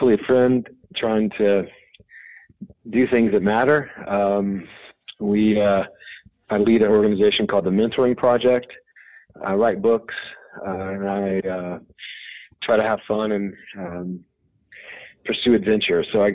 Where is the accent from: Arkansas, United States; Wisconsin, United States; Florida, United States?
Arkansas, United States; Little Rock; moved away as an adult; also born or lived in Texas / Chicago / Boston / West Coast; I was born in Little Rock, Arkansas, and then I lived in Texas for a few years, and then grew up the rest of kind of my childhood in Little Rock, Arkansas